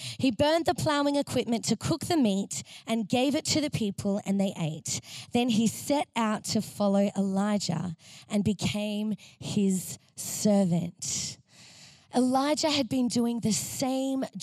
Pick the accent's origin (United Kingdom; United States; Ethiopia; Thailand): Thailand; Bangkok; now in Melbourne, Australia; I come from Bangkok